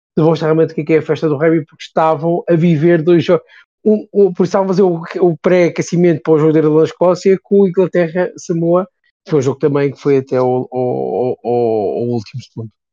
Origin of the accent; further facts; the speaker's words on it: Portugal; eu sou português